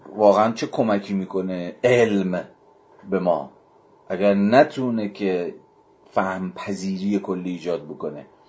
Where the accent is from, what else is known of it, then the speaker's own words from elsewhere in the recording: Iran; ما که ایرانی هستیم در ایران